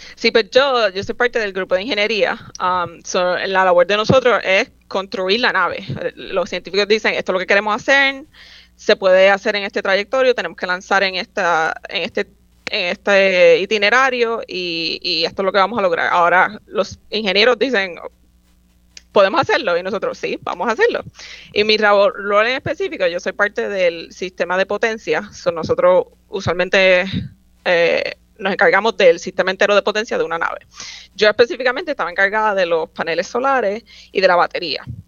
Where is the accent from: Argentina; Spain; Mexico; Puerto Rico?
Puerto Rico; Guaynabo; moved away as an adult; also born or lived in San Juan, Puerto Rico / Troy, New York; yo nací en San Juan, me crié en Guaynabo